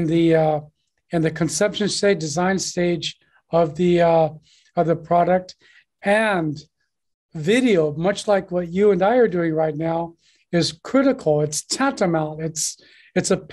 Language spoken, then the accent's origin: English; United States; moved away as an adult; now in Guangzhou, China; I'm an American. I've been here for 22 years